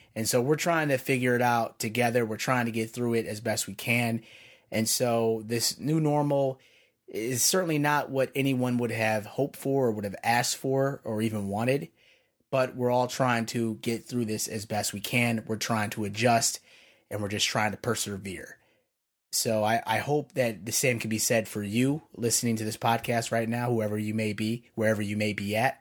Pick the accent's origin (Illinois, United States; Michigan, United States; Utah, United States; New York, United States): Illinois, United States; Chicago; moved away as an adult; now in Pennsylvania, United States; I'm from Chicago originally, and I've been out in P A for, like, the last five years now